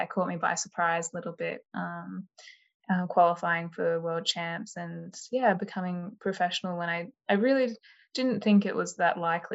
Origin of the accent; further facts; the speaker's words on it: Canberra, Australian Capital Territory, Australia; moved away as an adult; also born or lived in Sydney; I grew up in Canberra, moved to Sydney for uni.